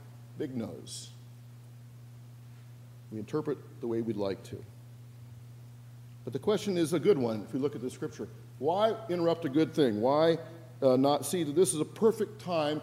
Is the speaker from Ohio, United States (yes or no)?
no; Spokane, Washington, United States; moved away; in my hometown of Spokane, Washington